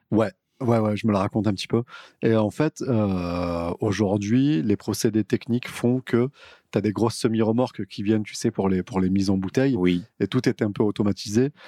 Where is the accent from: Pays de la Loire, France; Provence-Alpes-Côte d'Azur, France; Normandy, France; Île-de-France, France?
Provence-Alpes-Côte d'Azur, France; Vaucluse; par chez nous, dans le Vaucluse